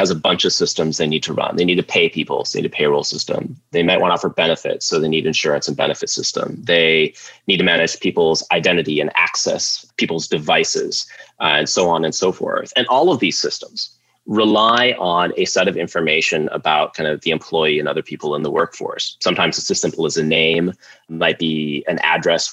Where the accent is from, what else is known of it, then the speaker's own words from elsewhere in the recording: Sioux Falls, South Dakota, United States; I grew up in Sioux Falls, South Dakota, just a shy kid there